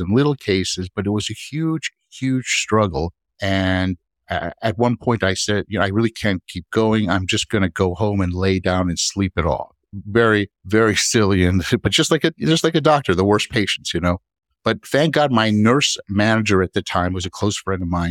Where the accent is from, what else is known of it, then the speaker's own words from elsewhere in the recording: Miami, Florida, United States; also born or lived in New York; I grew up down here in Miami